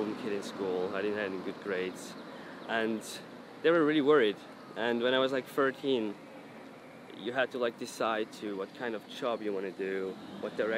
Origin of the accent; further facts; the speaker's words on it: Zurich, Switzerland; I'm from Zurich, Switzerland.